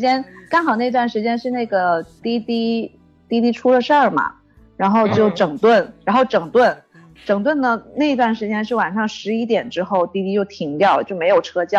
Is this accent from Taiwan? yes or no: no; Guangdong, China; 因为因为我们广东人比较注重食疗嘛，然后其实基本上很多人家里都会泡一些药酒